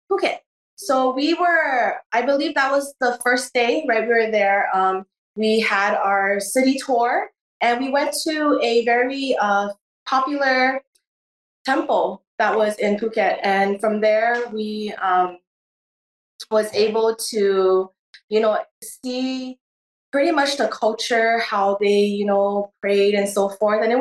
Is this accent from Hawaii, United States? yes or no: yes; Honolulu, Hawaii, United States; uh, I was born and raised in Honolulu, Hawaii